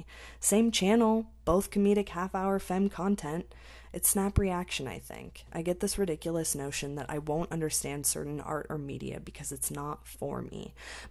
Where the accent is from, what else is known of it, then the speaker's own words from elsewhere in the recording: United States; I'm American